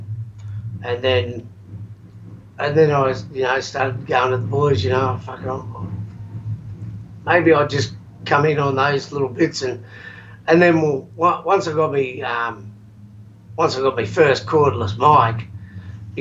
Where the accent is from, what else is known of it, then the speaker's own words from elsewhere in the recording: Darwin, Northern Territory, Australia; also born or lived in Victoria, Australia; I moved from Victoria to Darwin, and the first guy I sat next to in my home class at Dripstone High School in Darwin